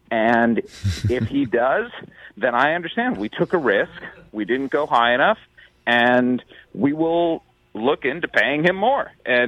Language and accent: English; Midwest, United States; I live in Kansas City, Rich, so I can actually say it without being accused of having coastal bias. I am a Midwesterner born, bred, and true.